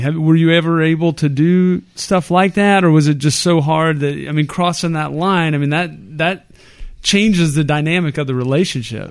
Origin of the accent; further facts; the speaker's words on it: Texas, United States; we're from Texas. We're Texans.